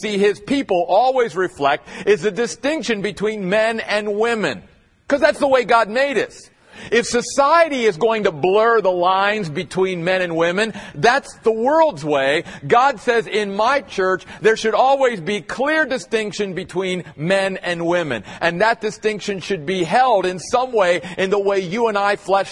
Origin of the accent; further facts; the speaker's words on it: Eastern United States, United States; moved away; I grew up in the Church of the Brethren back east